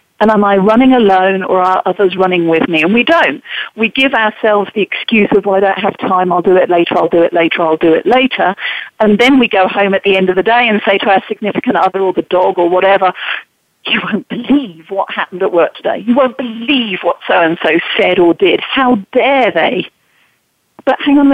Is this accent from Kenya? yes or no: no; England, United Kingdom; now in United States; as an English woman now living and working in America